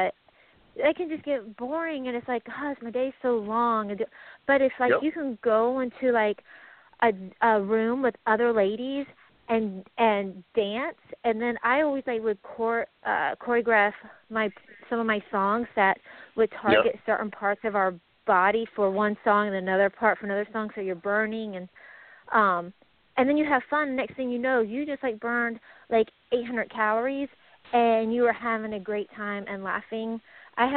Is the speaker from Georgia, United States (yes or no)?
yes; Atlanta, Georgia, United States; I'm from the Atlanta area